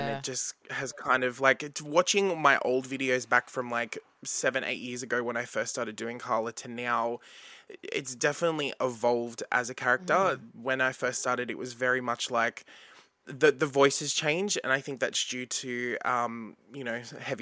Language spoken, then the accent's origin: English; Bankstown, New South Wales, Australia; growing up in Bankstown